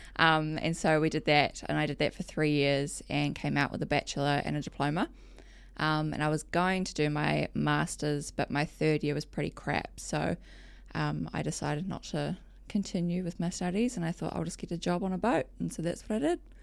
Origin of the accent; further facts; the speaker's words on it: Whakatane, Bay of Plenty, New Zealand; also born or lived in Palmerston North, New Zealand; I was born in Palmerston North and lived there till I was about eight or nine. And then dad bought a business up in Whakatane, which is um, in the Bay of Plenty